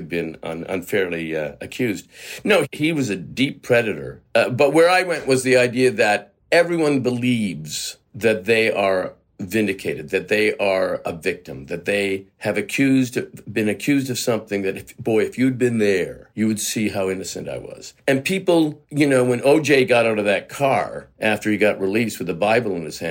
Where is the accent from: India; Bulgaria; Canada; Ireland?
Canada; moved away as an adult; I'm a Canadian actor. You know, I spent the first 3 decades of my life just living in Canada.